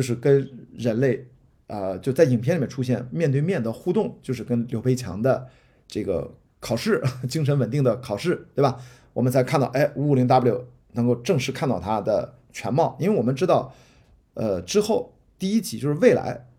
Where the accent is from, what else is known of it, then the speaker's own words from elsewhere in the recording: northern China, China; 因为我也是个北方人